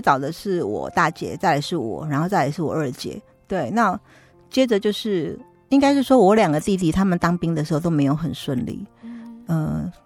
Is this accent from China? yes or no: no; Taipei, Taiwan; 我娘家现在在民生社区附近，也是离松山教会很近